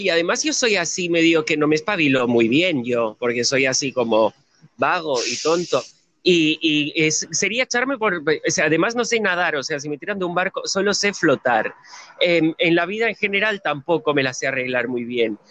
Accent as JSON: {"language": "Spanish", "region": "Catalonia", "country": "Spain", "moved": "as an adult", "lives_now": "Buenos Aires, Argentina", "said": "yo soy independentista catalán"}